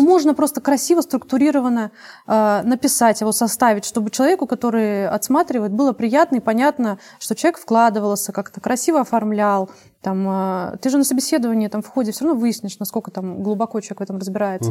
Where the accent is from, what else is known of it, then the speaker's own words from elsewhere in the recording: Saint Petersburg, Russia; я родилась в Ленинграде